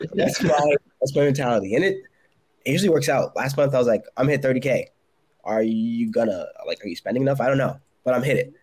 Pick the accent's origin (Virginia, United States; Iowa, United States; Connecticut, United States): Connecticut, United States; moved away as an adult; now in South Carolina, United States; I'm from Connecticut, but I moved to South Carolina for my last role